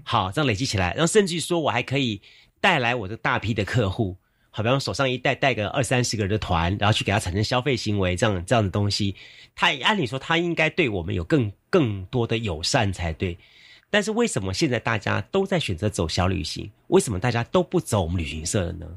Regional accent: Yancheng District, Kaohsiung, Taiwan; 我小时候住在盐城区

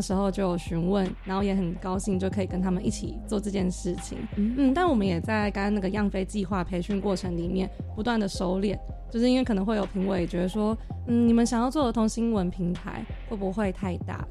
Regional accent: New Taipei, Taiwan; moved away as an adult; now in Hualien, Taiwan; 我本身是新北人

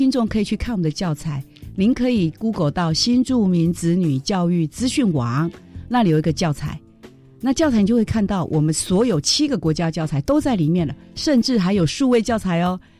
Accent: Vietnam; 哦，比如说我们越南是以越南北部的语言为主，

